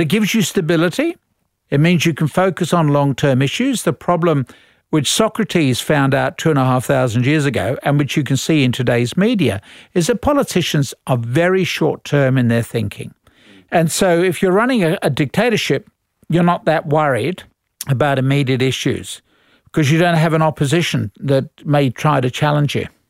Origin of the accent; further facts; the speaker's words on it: Australia; we are Australian